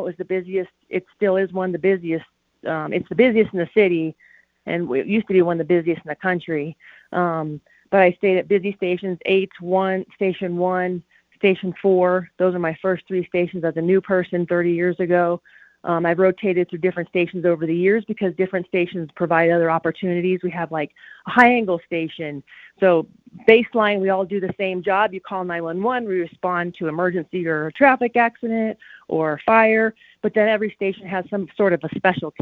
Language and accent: English; Colorado Springs, Colorado, United States; I grew up in Colorado Springs